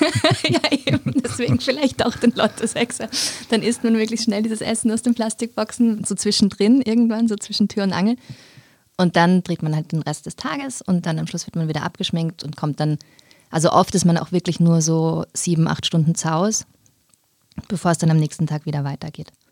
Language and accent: German; Vienna, Austria; accent: Wiener Deutsch; Ich bin aber in Wien geboren und aufgewachsen